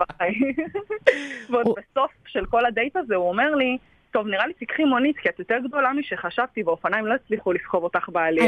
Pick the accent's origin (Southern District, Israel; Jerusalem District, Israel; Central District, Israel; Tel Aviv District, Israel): Southern District, Israel; Eilat; אני אילתית, ועכשיו בחופש אני גם באילת